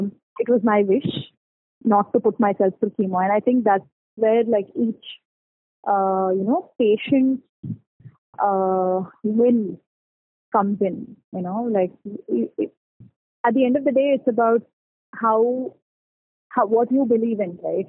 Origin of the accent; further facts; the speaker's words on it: Bangalore, Karnataka, India; I'm from Bangalore and I am 27 years old.